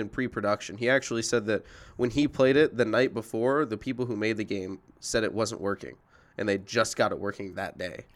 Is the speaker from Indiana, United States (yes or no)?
yes; Indianapolis, Indiana, United States; moved away; I'm originally from Indianapolis